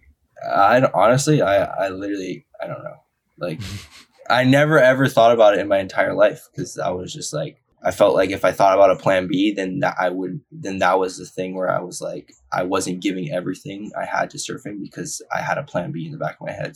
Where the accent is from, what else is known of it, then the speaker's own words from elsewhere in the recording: Haleiwa, Hawaii, United States; I was born and raised on the North Shore